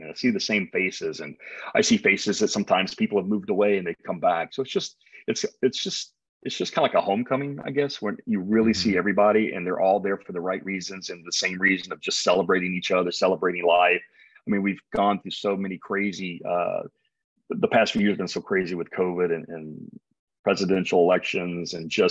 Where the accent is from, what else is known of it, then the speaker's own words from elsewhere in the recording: the South, United States; now in San Diego, United States; I am from the South